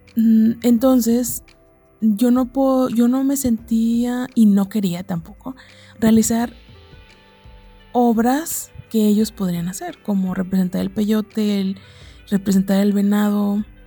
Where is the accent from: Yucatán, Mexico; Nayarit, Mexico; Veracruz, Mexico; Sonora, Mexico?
Nayarit, Mexico; yo soy mexicana, nací en el estado de Nayarit